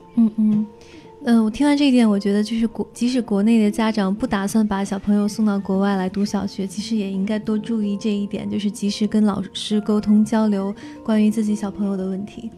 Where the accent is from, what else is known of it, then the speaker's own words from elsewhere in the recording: China; 因为我我爱你不是我们中国人会经常脱口而出的一个表达